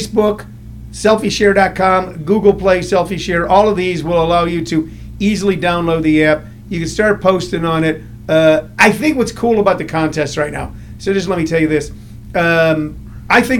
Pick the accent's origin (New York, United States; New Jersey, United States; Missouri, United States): Missouri, United States; St. Louis; also born or lived in California; now in Arizona, United States; I grew up in St. Louis, Missouri